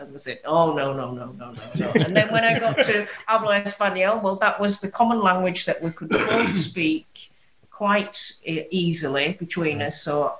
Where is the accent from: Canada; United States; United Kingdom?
United Kingdom; Bradford, Yorkshire and the Humber; accent: Yorkshire; also born or lived in Hong Kong; My family's from Hong Kong and China. Right. But I was actually first generation born in Bradford